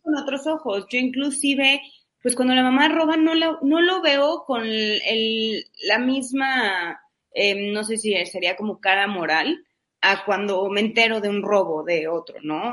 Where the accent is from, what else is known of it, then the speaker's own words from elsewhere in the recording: Mexico; siendo mexicanos